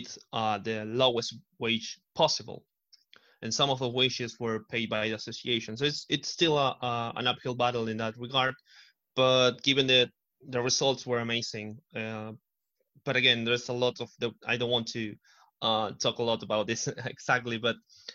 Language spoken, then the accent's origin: English; Argentina; I'm from Argentina